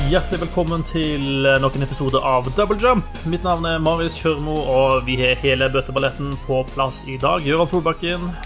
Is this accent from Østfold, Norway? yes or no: no; Egersund, Rogaland, Norway; jeg kommer jo ifra eh, det de eh, sjøl liker å titulere som sørlandsbyen på Vestlandet. Uh, Egersund